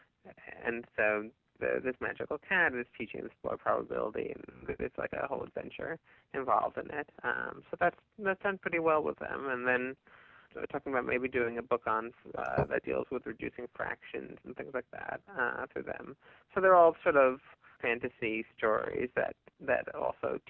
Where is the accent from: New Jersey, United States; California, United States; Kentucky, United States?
New Jersey, United States; also born or lived in Baltimore; now in New York, United States; I grew up in New Jersey.